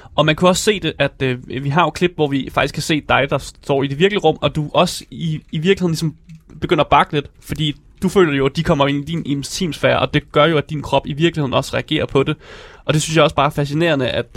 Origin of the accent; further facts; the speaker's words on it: Denmark; vi som danskere